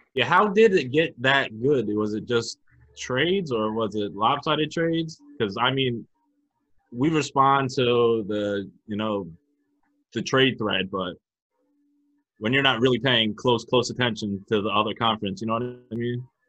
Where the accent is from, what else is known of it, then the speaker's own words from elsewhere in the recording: New London, United States; New London, which is my hometown